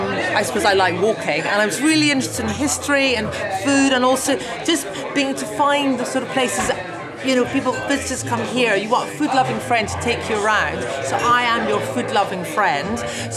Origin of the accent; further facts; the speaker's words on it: Edinburgh, Scotland, United Kingdom; also born or lived in Leith; I was born in Edinburgh, I grew up here